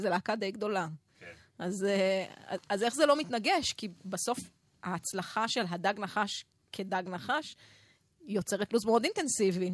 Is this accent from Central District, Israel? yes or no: no; Jezreel Valley, Northern District, Israel; אני מעמק יזרעאל